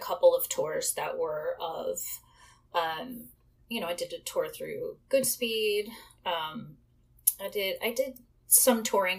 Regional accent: New Orleans, Louisiana, United States; moved away as an adult; also born or lived in New York; now in New Jersey, United States; I was born and raised in New Orleans

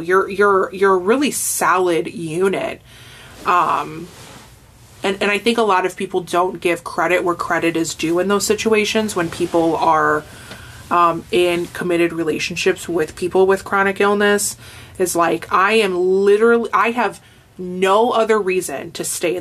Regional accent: Hammond, United States; I'm from Hammond

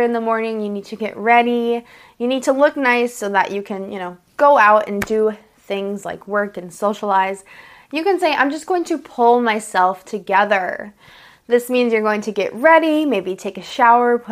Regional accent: United States; I'm an American English teacher

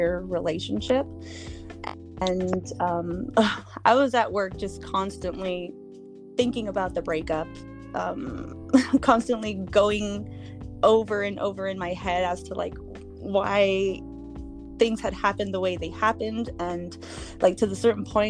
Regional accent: Watsonville, California, United States; I am from Watsonville, California

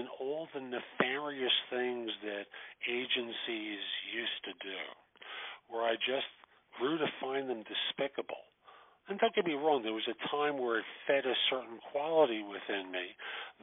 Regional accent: New York, United States; I grew up in New York in the Bronx

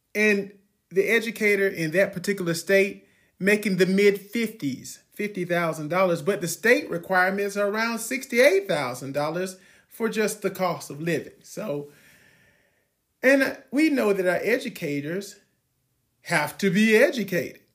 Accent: Georgia, United States; moved away; also born or lived in Ohio; I was born in Georgia

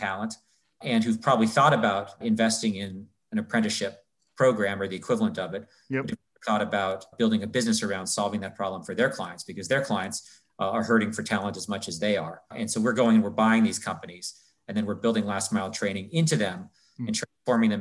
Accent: Canada; moved away as an adult; also born or lived in New York; I'm from Canada originally, got into Yale from Canada

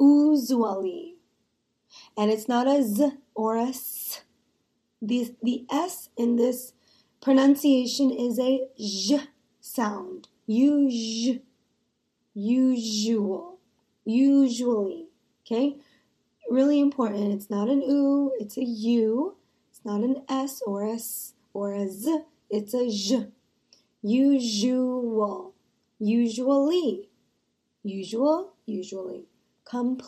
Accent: United States; I am an American

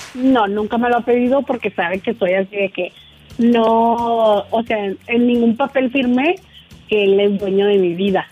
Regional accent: Honduras; moved away; amigos de pues de mi juventud, de mi infancia allá en mi, en mi país, Honduras

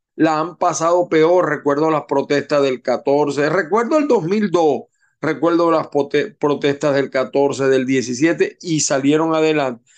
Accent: Venezuela; moved away as an adult; me vine yo de Venezuela

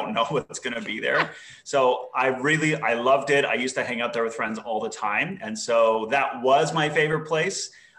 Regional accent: Canada; moved away as an adult; also born or lived in Middle East; I am Canadian, but I just moved here last year. So the last 8 years of my life, I've been living in the Middle East.

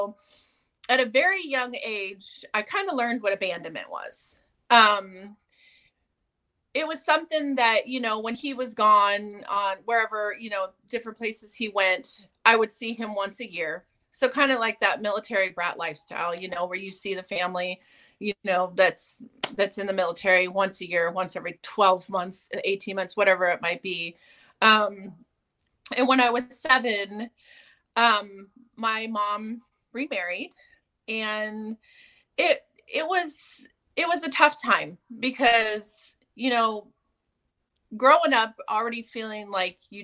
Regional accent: California, United States; I grew up in California

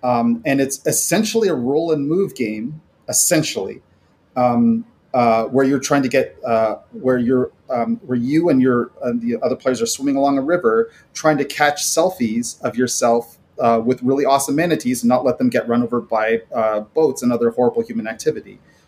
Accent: Florida, United States; I grew up around Florida and I have an unapologetic, problematic love of Florida.

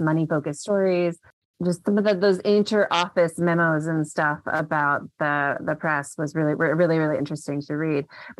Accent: Memphis, Tennessee, United States; born there; also born or lived in Mississippi / Chicago / London; now in Washington, D.C., United States; I'm originally from the South. I was born in Memphis and we moved around a lot when I was a kid, went to undergrad in Mississippi, grad school in Chicago, and then got my PhD in London.

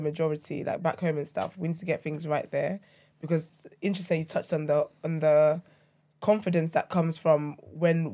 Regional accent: Nigeria; now in United Kingdom; I grew up in Nigeria

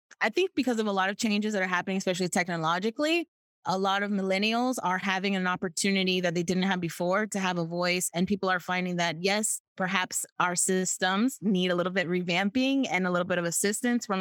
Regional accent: United States; first language English; As an American, we live in a Disney bubble

